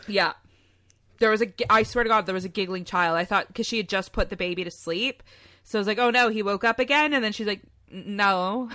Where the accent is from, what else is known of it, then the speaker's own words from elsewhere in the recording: near Oshawa, Ontario, Canada; really close to where we live slash grew up in, uh, in good old Oshawa, Ontario